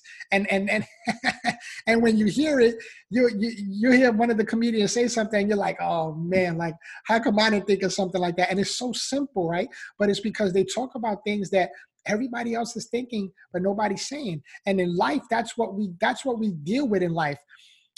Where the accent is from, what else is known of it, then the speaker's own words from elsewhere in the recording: New York City, New York, United States; I was born and raised in the Bronx, New York